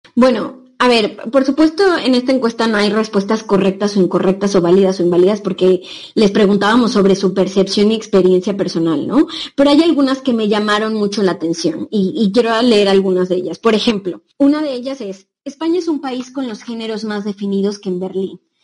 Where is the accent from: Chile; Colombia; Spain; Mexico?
Mexico; moved away; nosotras que somos de México